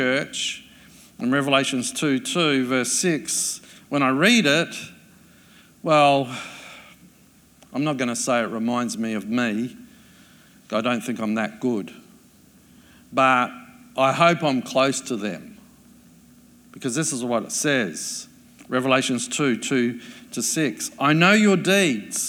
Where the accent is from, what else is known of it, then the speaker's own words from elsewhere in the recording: Adelaide, South Australia, Australia; I grew up in Adelaide